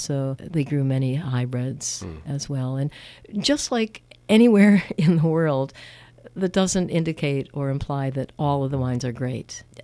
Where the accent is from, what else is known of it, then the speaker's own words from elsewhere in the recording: Wisconsin, United States; Growing up in Wisconsin, he was the veterinarian for the Madison Zoo called Henry Vilas Zoo.